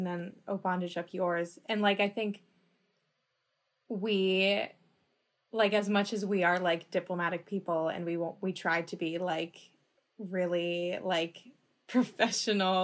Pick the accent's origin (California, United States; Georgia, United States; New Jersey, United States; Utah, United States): California, United States; Los Angeles; I'm from Los Angeles